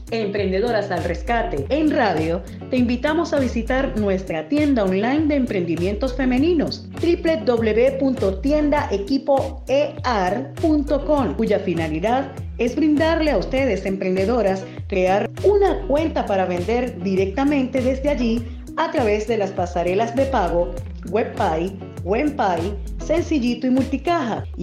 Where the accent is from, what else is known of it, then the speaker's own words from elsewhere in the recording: Venezuela; como decimos en mi país, Venezuela, chévere